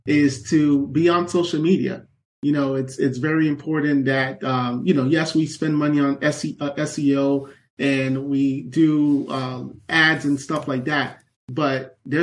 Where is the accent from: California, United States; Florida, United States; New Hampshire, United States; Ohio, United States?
Florida, United States; Miami Gardens; I grew up in Miami Gardens, which at the time was one of the most dangerous cities in South Florida